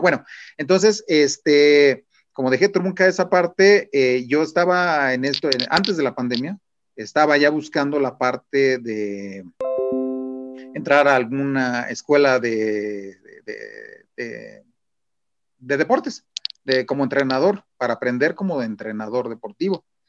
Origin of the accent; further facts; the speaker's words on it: Mexico; como mexicanos